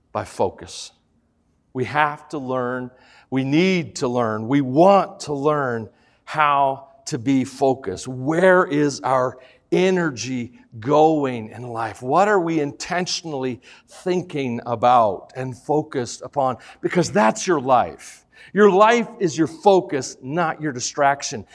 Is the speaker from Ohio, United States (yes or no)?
no; Tennessee, United States; I'm from Tennessee